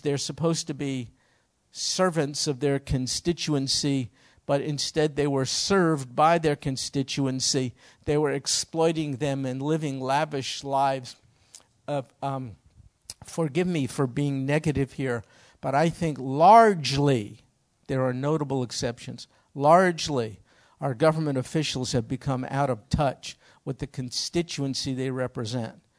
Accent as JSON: {"language": "English", "country": "United States", "said": "as an American citizen"}